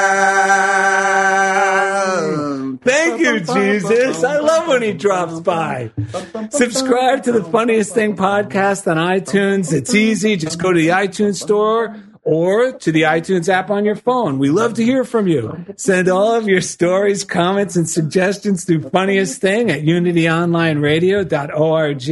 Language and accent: English; New Jersey, United States; now in Culver City, United States; we're both Italians from New Jersey